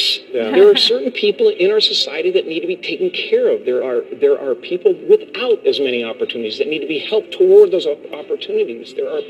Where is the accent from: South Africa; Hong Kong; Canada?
Canada; moved away; I grew up in Canada, okay?